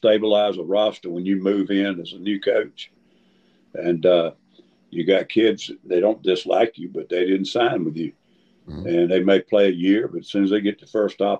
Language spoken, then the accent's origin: English; South Carolina, United States; I grew up in South Carolina